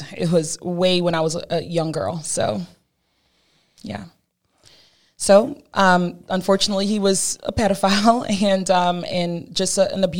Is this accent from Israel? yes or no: no; Cameroon; Well, I'm originally from Cameroon, West Africa. I was born there to a lovely family, huge family.